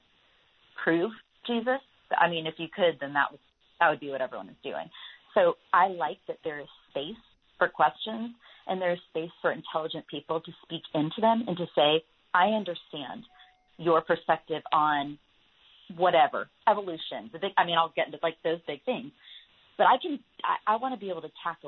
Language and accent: English; Franklin, Tennessee, United States; That's my hometown.